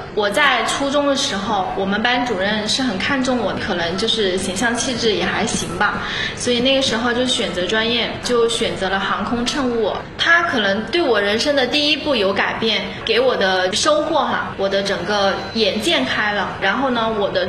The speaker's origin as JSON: {"language": "Chinese", "town": "Xinhua", "region": "Hunan", "country": "China", "tie": "born or raised there", "said": "我是出生于在娄底新化山村出来的一个小孩，我是九零年出生的，今年是三十一岁了。从小其实是在农村出生，然后我爸妈从小其实是属于务农的，我们在山里边嘛。"}